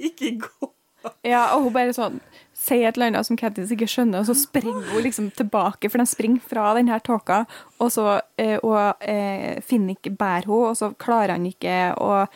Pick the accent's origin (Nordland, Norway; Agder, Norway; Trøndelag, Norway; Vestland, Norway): Trøndelag, Norway; now in Bergen, Norway; som trønder i Bergen